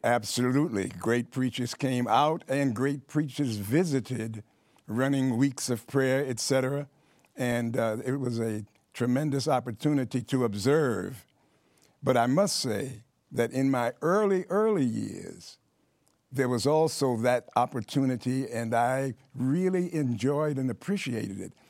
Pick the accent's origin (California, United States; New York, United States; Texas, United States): New York, United States; New York City; I grew up in Harlem in New York City